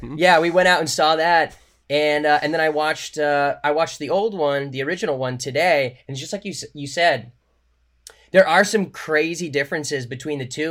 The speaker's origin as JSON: {"language": "English", "area": "Orange County", "region": "California", "country": "United States", "tie": "born or raised there", "said": "I grew up in Orange County"}